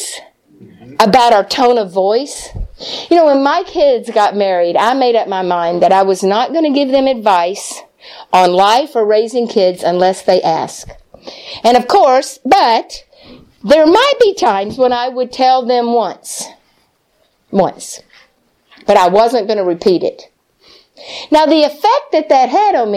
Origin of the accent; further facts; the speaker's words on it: Texas, United States; moved away; also born or lived in Springfield, Missouri; I'm from Texas